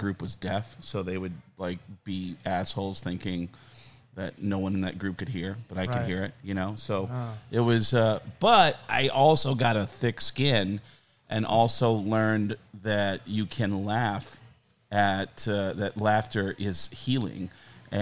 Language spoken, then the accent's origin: English; Arizona, United States; What I did as a kid, growing up in Arizona